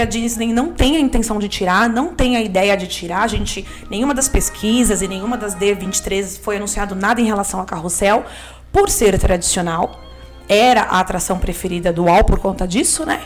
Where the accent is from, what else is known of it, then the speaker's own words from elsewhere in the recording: Brazil; enquanto brasileiro